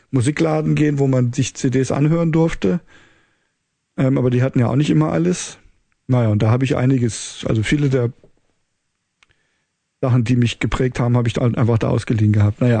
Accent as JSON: {"language": "German", "town": "Kassel", "region": "Hesse", "country": "Germany", "tie": "born or raised there"}